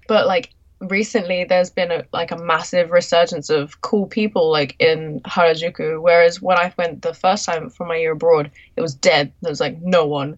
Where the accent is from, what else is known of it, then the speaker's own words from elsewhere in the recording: London, United Kingdom; moved away as an adult; now in Tokyo, Japan; I'm a Londoner